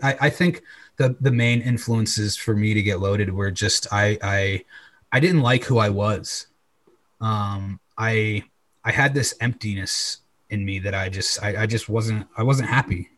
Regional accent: Old Saybrook, Connecticut, United States; moved away as an adult; also born or lived in Los Angeles, California; right now I'm currently in my hometown, Old Saybrook, Connecticut.

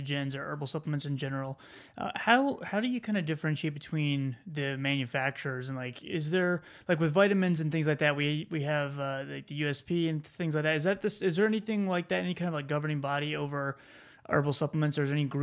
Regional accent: South Carolina, United States; you hear me say y'all, I'm from South Carolina.

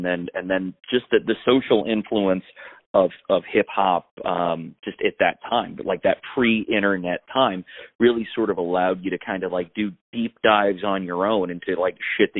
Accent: Germany; moved away; I grew up in Germany

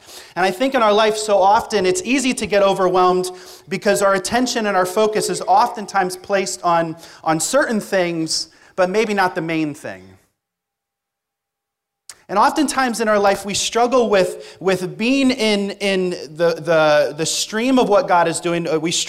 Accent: Reading, Pennsylvania, United States; moved away as an adult; now in Thessaloniki, Greece; I am from Reading, Pennsylvania.

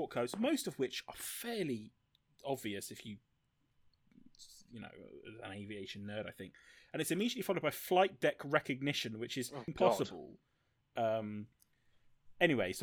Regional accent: southern England, United Kingdom; I'm a dirty southerner

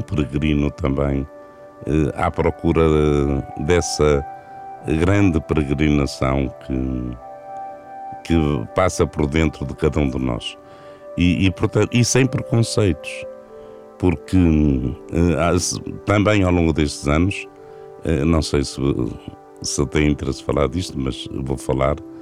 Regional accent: Vila do Conte, Norte, Portugal; also born or lived in Porto; minha terra natal é junto ao mar, é Vila do Conte. Foi aí que eu nasci

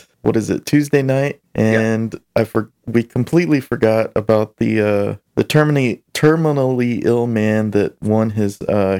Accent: Arkansas, United States; I'm from Arkansas.

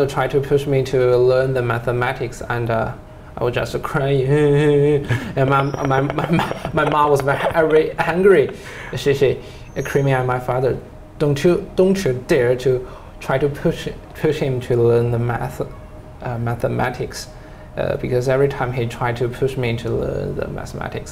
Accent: Jinchang, Gansu, China; English is a second language; a nickel mine in my hometown

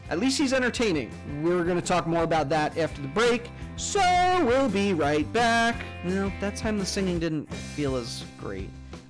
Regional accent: New York, United States; now in Philadelphia, United States; Fans will remember that Jamie Grum and I grew up together back on Long Island. We are both New York boys who have stranded ourselves in southeastern Pennsylvania.

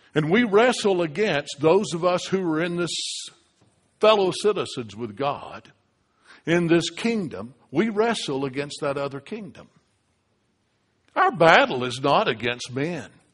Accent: United States; The reason I'm a United States citizen is because I was born in the United States

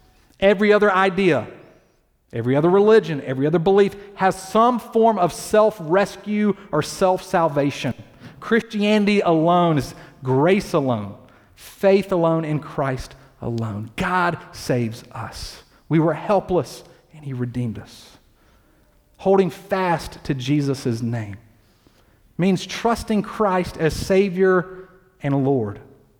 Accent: Deep South, United States; now in Durham, United States; I grew up in the Deep South and lived in a city and attended a university where most people would tell you they were a Christian, even if they weren't.

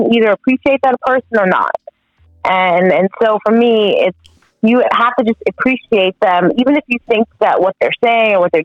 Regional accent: New York, United States; I'm a New Yorker.

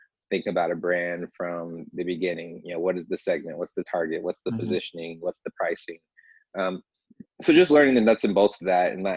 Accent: Grand Rapids, Michigan, United States; I grew up in Grand Rapids

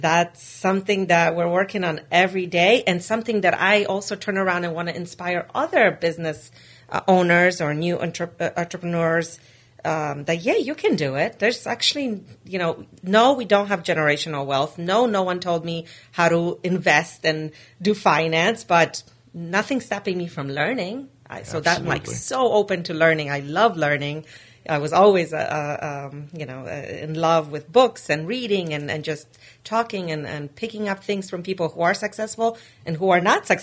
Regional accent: New York City, New York, United States; also born or lived in Poland / Rhode Island; I grew up in Poland in the 80s, and in 1993, my parents entered a lottery to win a green card, and we won

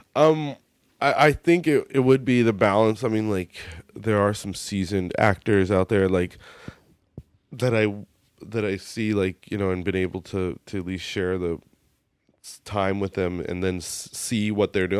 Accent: United States; accent: American; my American accent

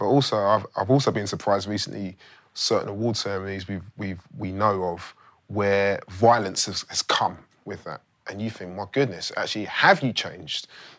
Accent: London, United Kingdom; I'm from London

